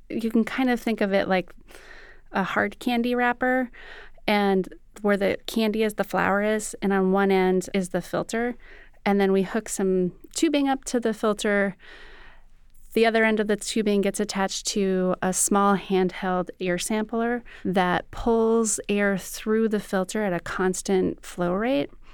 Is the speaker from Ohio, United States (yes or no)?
no; Fargo, North Dakota, United States; I grew up in Fargo, North Dakota